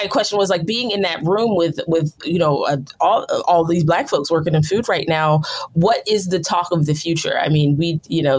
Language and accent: English; outside of Philadelphia, Pennsylvania, United States; I grew up outside of Philadelphia.